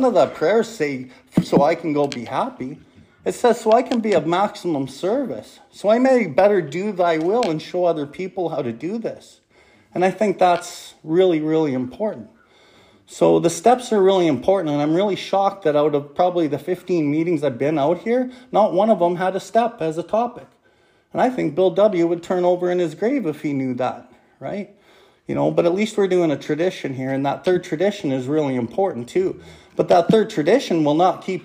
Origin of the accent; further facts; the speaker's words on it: Calgary, Alberta, Canada; I come from Calgary.